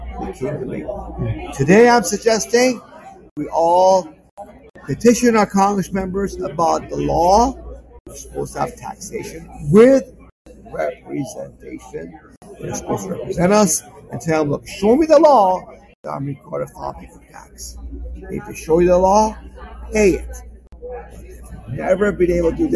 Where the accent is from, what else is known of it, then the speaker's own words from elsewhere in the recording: Iran; now in United States; I'm an immigrant from Iran.